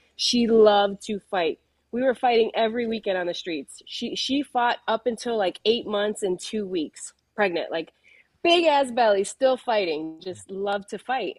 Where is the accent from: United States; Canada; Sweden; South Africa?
United States; Chicago, Illinois; I come from, uh, Pilsen. I'm from Chicago